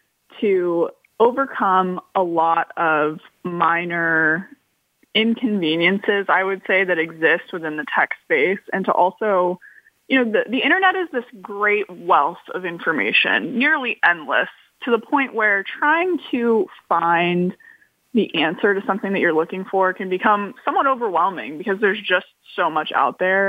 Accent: California, United States; moved away; I'm originally from California, and the fires that have torn through my hometown

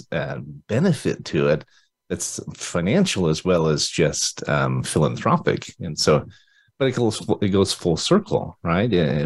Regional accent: Utah, United States; I'm from Utah

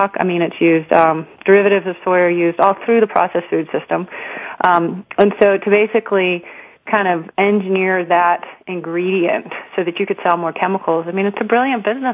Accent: Houston, Texas, United States; I'd been born and raised in Houston, Texas

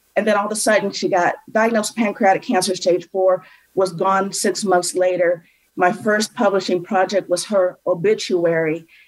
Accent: a suburb outside of Cleveland, Ohio, United States; I grew up in, in a suburb outside of Cleveland, Ohio

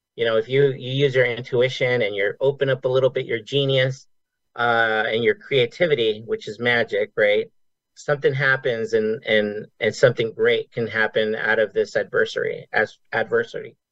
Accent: Las Vegas, Nevada, United States; I grew up here in Vegas

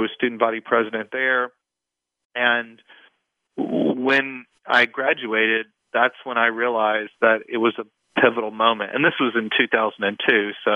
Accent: East Texas, United States; moved away as an adult; now in Washington, D.C., United States; I grew up in a relatively small town, at least at the time, in East Texas

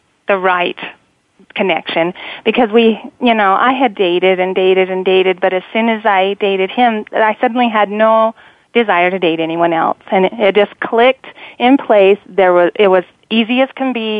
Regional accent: Cannonville, Utah, United States; also born or lived in Panguitch, Utah / St. George, Utah; born in a southern Utah town called Panguitch, and I was raised in Cannonville, which is a tiny, tiny town of 150 people.

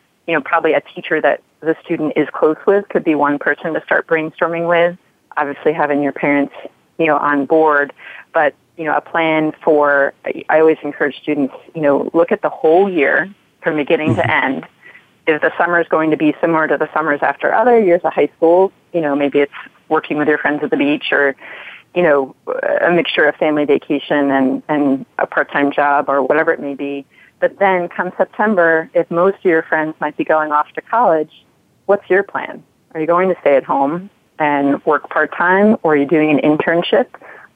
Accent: New York, United States; moved away as an adult; also born or lived in Midwest; growing up in New York, going to school in the Midwest

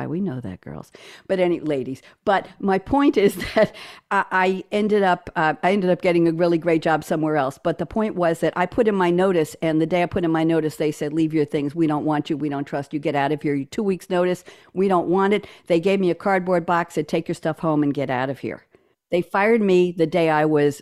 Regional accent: New York, United States; I'm a New Yorker

